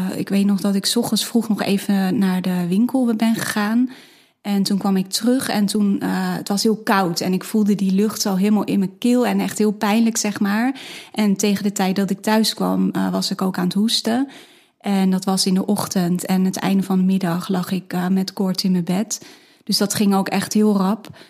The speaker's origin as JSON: {"language": "Dutch", "area": "Hilversum area", "region": "North Holland", "country": "Netherlands", "said": "ik kom uit de omgeving van Hilversum"}